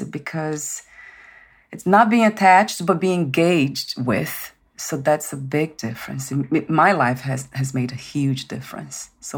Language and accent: English; Brazil; I'm from Brazil